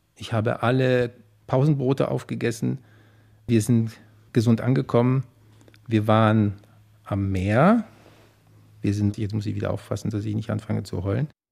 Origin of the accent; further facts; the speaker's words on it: Poland; now in Berlin, Germany; ich komme aus Polen natürlich und meine Eltern